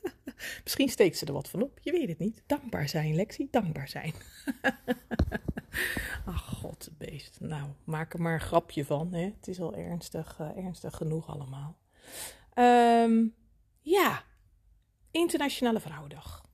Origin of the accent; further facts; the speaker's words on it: Netherlands; als mede-Nederlander